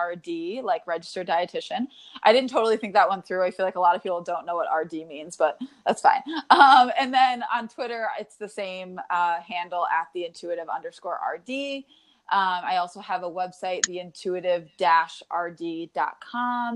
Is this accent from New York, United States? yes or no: yes; New York, United States; now in Connecticut, United States; I'm from New York now, I live in Connecticut